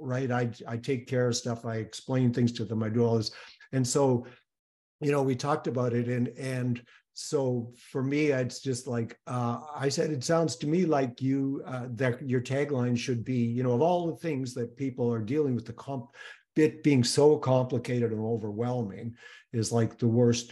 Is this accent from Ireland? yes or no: no; Canada; I'm Canadian